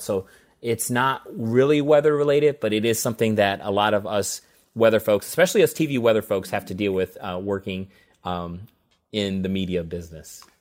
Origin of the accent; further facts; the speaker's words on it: St. Louis, Missouri, United States; moved away as an adult; also born or lived in Colorado / Jefferson City, Missouri; grew up in Saint Louis, Missouri. I've lived there for much